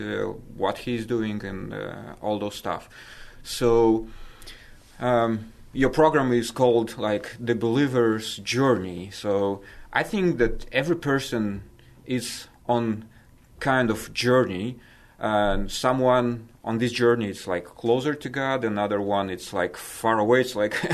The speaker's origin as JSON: {"language": "English", "country": "Moldova", "tie": "born or raised there", "said": "I was born in Moldova when Moldova at that time was part of Soviet Union."}